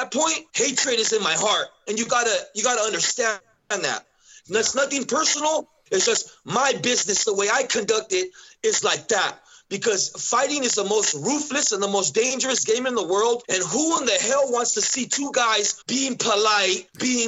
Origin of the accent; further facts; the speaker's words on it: Southern California, United States; now in Idaho, United States; I grew up in California like that, Southern California